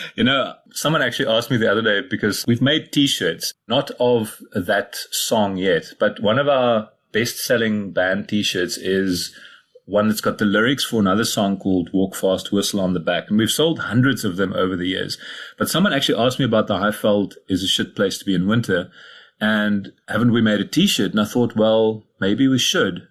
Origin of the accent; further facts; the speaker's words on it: Cradock, Eastern Cape, South Africa; also born or lived in Somerset East; I was born in Kruiddok in the Eastern Cape, went to school in Somerset East nearby.